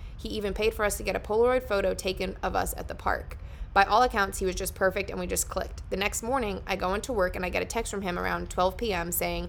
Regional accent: New Jersey, United States; Found a dude from New Jersey. I'm also from New Jersey.

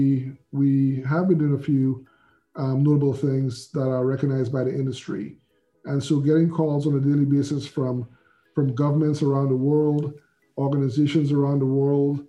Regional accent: St. Lucia; moved away; I'm originally from the Caribbean, I'm island of St. Lucia, been here around 40 years

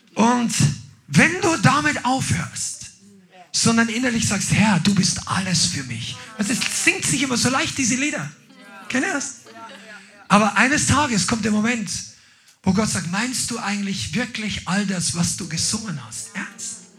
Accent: Upper Palatinate, Bavaria, Germany; Also das ist der Ort, wo ich herkomme. Das ist so ein Regierungsbezirk.

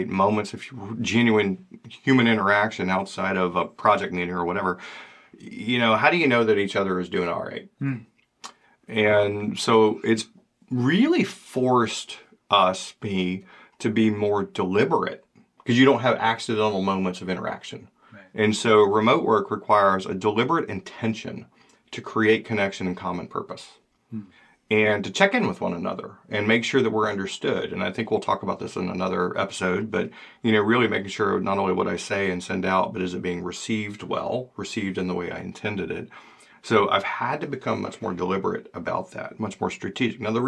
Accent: Georgia, United States; now in Maine, United States; I'm from Georgia, and now I live in Maine

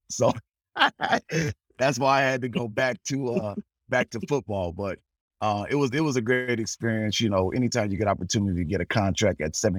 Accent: San Diego, California, United States; just born and raised in Southeast San Diego.

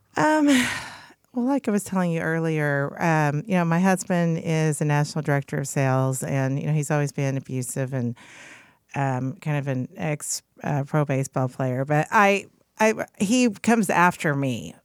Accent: Oklahoma City, Oklahoma, United States; from Oklahoma City

